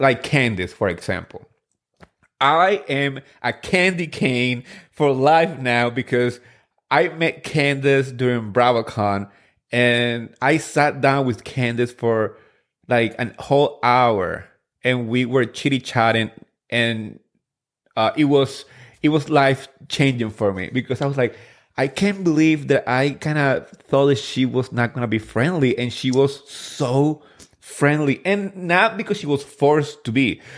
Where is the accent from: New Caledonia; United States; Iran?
United States; New Jersey; I grew up in Jersey. I grew up in Richwood, the town where they actually filmed the first season.